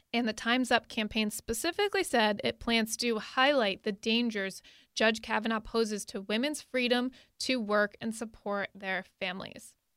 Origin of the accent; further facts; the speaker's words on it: Connecticut, United States; moved away; I'm originally from Connecticut, and my, uh, senator, Richard Blumenthal, was there